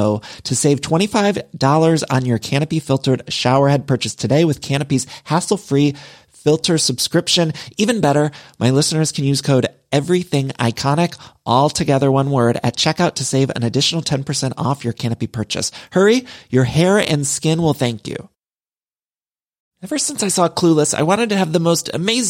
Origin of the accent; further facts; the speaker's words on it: Midwest, United States; now in Los Angeles, United States; I'm from the Midwest, but I've lived in California for so long, and I truly do love it here in LA.